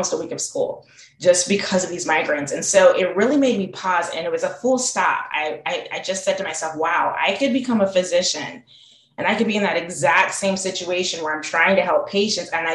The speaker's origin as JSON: {"language": "English", "town": "Salt Lake City", "region": "Utah", "country": "United States", "tie": "born or raised there", "also_born_or_lived": "Tuskegee, Alabama", "moved": "as an adult", "said": "I grew up in Salt Lake City, Utah"}